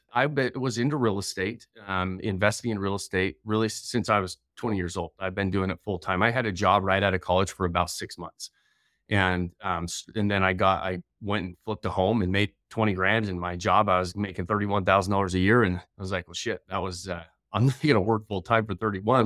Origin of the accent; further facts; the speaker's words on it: northern Utah, United States; also born or lived in Idaho / Denver; I grew up here in Utah